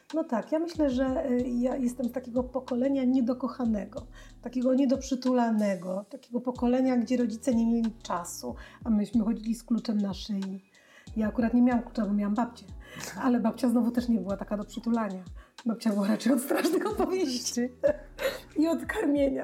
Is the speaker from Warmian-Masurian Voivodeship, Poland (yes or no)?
no; Białystok, Podlaskie Voivodeship, Poland; ja pochodzę z, z Białego Stoku, pod Białym Stokiem, e, w Wasilkowie